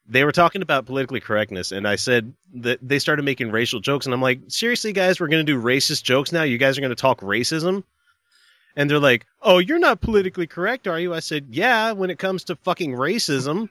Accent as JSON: {"language": "English", "region": "Deep South", "country": "United States", "tie": "born or raised there", "moved": "yes", "said": "I grew up deep south"}